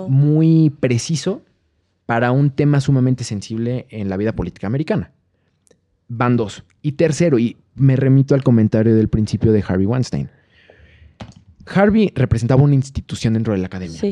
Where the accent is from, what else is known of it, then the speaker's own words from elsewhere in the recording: Mexico; nosotros como mexicanos